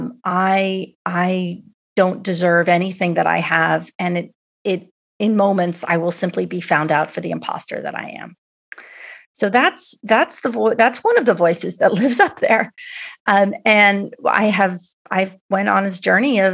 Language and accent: English; New York City, New York, United States; I grew up in New York City. I grew up on the Upper West Side of Manhattan.